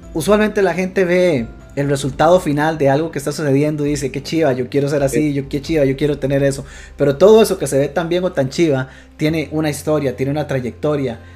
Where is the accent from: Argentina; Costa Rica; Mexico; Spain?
Costa Rica; quienes somos de Costa Rica